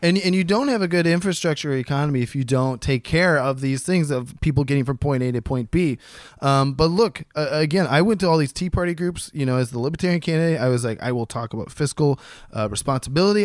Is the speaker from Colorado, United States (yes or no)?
no; Columbus, Ohio, United States; Columbus, Ohio, my hometown